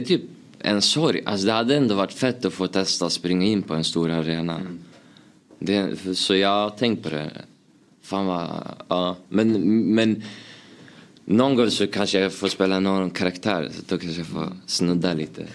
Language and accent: Swedish; Uppsala, Uppsala County, Sweden; Jag är uppväxt, uppvuxen i Gränby, Uppsala